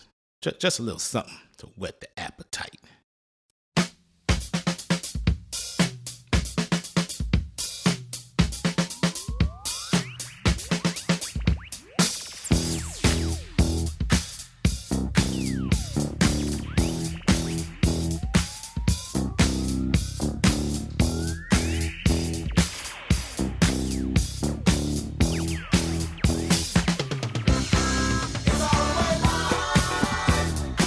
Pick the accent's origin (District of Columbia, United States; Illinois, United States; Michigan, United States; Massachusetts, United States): Michigan, United States; Detroit; My hometown team, the Detroit Pistons